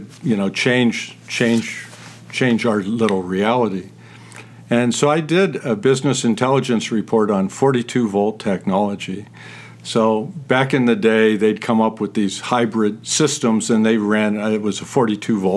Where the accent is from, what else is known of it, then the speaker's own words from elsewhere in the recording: Youngstown, Ohio, United States; moved away as an adult; also born or lived in Lorain, Ohio; the story of my hometown. Youngstown's a great place to be from.